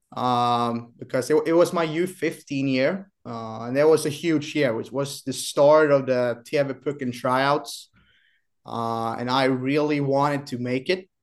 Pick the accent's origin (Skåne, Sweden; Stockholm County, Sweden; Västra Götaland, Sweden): Skåne, Sweden; Kristianstad; now in Boden, Sweden; born and raised in Kristianstad, southern Sweden